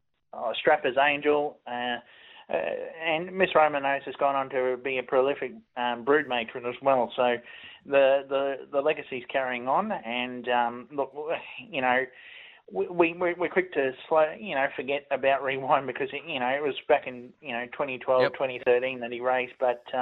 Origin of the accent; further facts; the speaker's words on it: Queensland, Australia; now in Tasmania, Australia; I come from Queensland. I'm used to 30 degrees sitting in shorts and T-shirt.